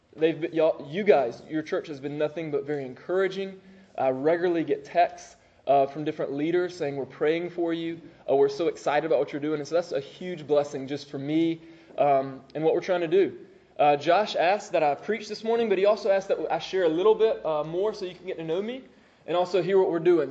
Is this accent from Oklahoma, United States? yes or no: no; Moultrie, Georgia, United States; also born or lived in Augusta, Georgia; I'm from Moultrie.